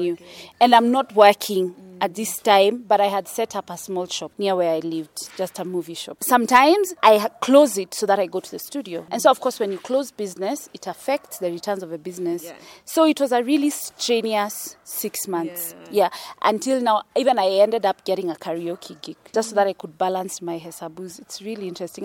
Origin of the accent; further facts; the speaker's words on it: Nairobi, Kenya; I come from Kenya, born in Nairobi, sort of like the east side of Nairobi small place called Buruburu. I've experienced the whole city life